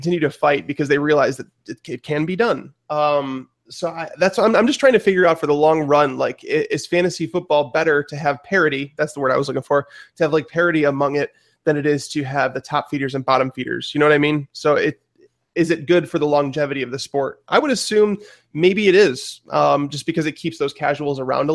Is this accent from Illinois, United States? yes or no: yes; Chicago, Illinois, United States; where we're from Chicago